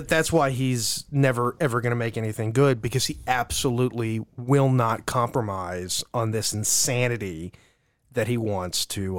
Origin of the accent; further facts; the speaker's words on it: California, United States; She's from San Francisco. I was raised in the Bay Area.